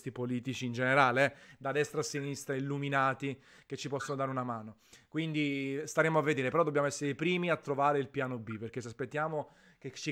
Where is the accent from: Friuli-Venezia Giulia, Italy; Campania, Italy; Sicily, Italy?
Campania, Italy; Naples; Tanto la conoscono i miei lettori, visto che sono napoletano, ogni tanto gli spiego, faccio lezioni di napoletano.